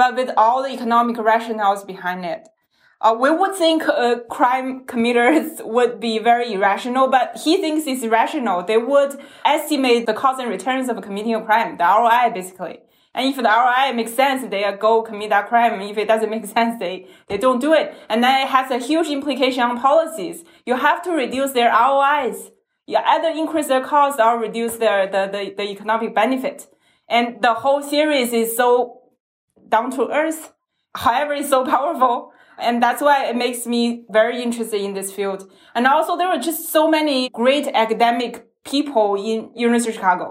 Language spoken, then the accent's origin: English; Jilin, China; moved away as an adult; also born or lived in Beijing; now in Shanghai, China; So I was born and raised in the northern province of China. It's Jilin province.